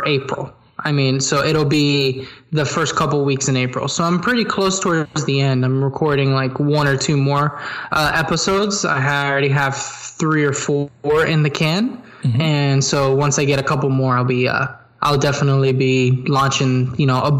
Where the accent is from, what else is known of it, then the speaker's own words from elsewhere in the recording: Miami, Florida, United States; born and raised in Miami